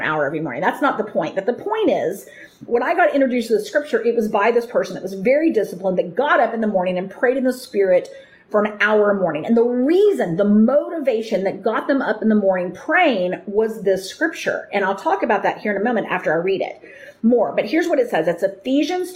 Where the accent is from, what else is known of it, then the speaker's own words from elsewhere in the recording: United States; I grew up in America.